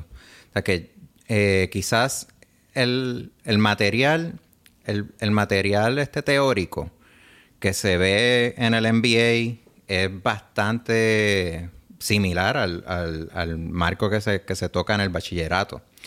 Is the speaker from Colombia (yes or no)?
no; Puerto Rico; also born or lived in New York, United States / Bologna, Italy; soy puertorriqueño de herencia italiana